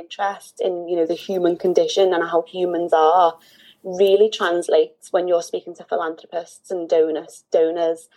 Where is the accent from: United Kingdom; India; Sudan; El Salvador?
United Kingdom; Liverpool, North West England; Born and raised in Liverpool